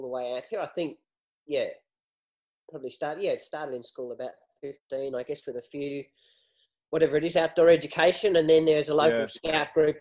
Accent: Melbourne, Victoria, Australia; I grew up in Melbourne

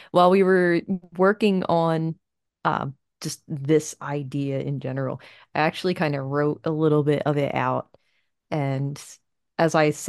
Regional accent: United States; I grew up in America in the 90s

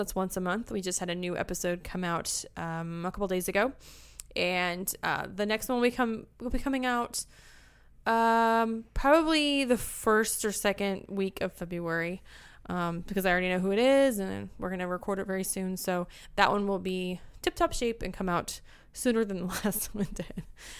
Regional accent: Springfield, Missouri, United States; So sometimes I can't say bag, like I'm from Springfield, Missouri. I say bag.

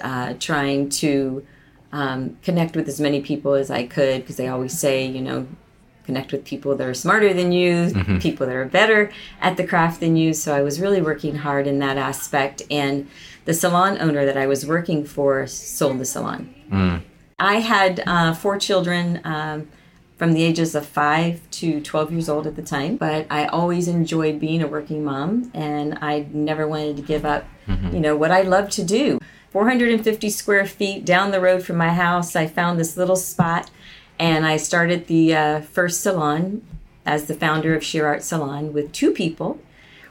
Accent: Tampa, Florida, United States; moved away as an adult; also born or lived in Columbia, Missouri / Colorado; I moved back to Florida, which is my hometown, Tampa

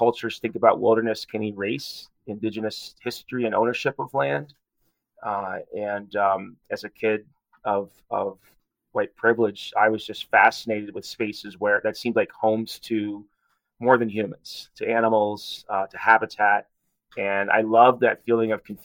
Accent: New Jersey, United States; moved away as an adult; now in Colorado, United States; when I was a kid, I grew up in New Jersey

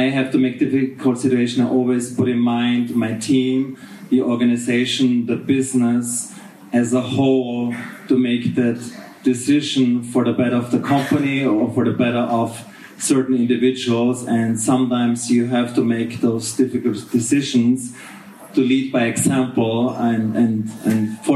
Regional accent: Austria; moved away as an adult; now in Chengdu, China; I've been living in Chengdu now for 30 years and I'm originally from Austria, from a very small village, and have been living all over the world for the past 20 years. I left Austria in 1999.

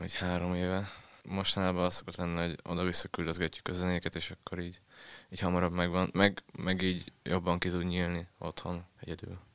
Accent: Tiszadob, Szabolcs-Szatmár-Bereg, Hungary; accent: Szabolcs dialect; moved away as an adult; now in Budapest, Hungary

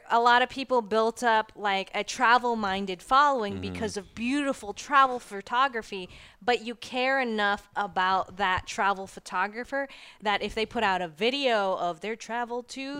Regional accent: Florida, United States; I'm from Florida. And so we watch these tropical waves turn into tropical storms and then sometimes hurricanes.

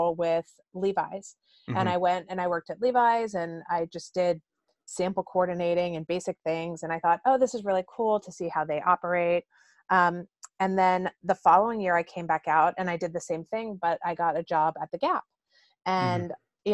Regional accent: California, United States; also born or lived in New York; I grew up in California

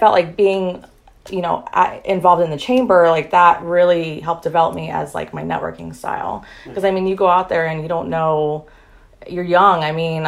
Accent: Temple Terrace, Florida, United States; I was born and raised in Tampa, specifically Temple Terrace, Florida

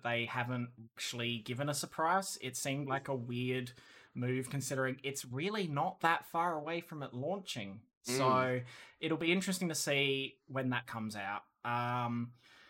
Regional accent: Australia; I'm Australian

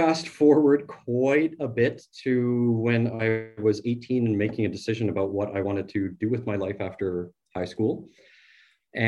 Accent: Morden, Manitoba, Canada; I grew up in Morden, Manitoba, which is a small town, and it's a part of what we call the Bible Belt here in Manitoba

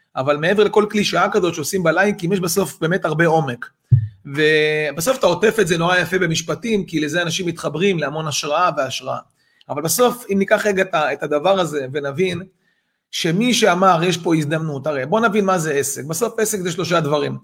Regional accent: Israel; אנחנו ישראלים

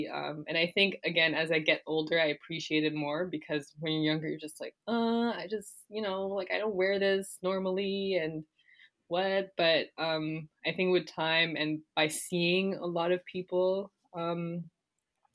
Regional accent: Toronto, Ontario, Canada; born or raised there; also born or lived in Guinea / Quebec

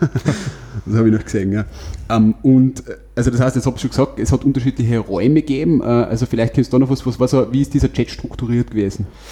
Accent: Wolfsberg, Carinthia, Austria; im Bezirk Wolfsberg jetzt, wo ich herkomme

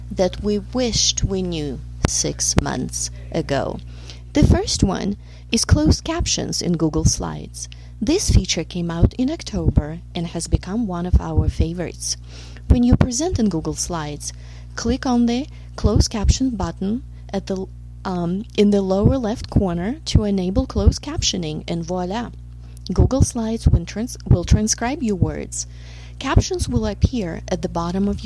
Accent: Saint Petersburg, Russia; now in Kentucky, United States; I was born and raised in St. Petersburg, Russia

